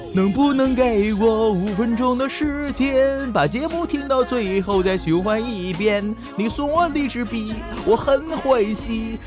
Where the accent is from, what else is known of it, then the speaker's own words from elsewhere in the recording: Northeast China, China; 我是东北人